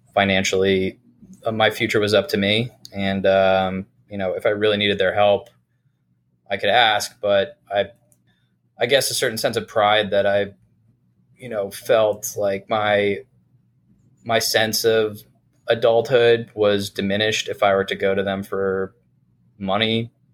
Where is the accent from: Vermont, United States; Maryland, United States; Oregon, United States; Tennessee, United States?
Vermont, United States; South Burlington; I grew up in Vermont in uh, South Burlington